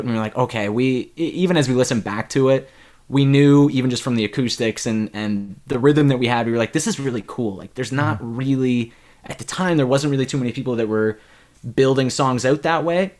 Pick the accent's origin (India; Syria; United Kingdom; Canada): Canada; Ontario; my my home province of Ontario